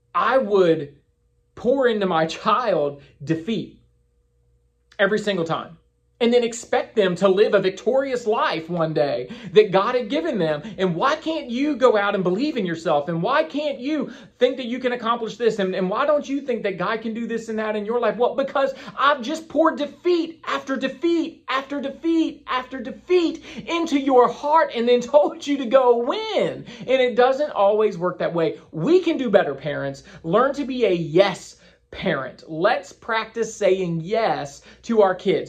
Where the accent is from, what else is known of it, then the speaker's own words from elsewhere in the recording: Winchester, Virginia, United States; moved away as an adult; now in Crystal Coast, North Carolina, United States; I was in Winchester, Virginia, my hometown